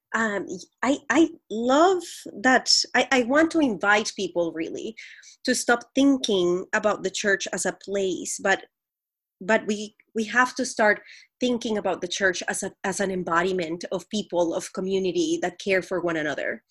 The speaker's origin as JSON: {"language": "English", "country": "Colombia", "tie": "born or raised there", "said": "I grew up in Colombia, the country"}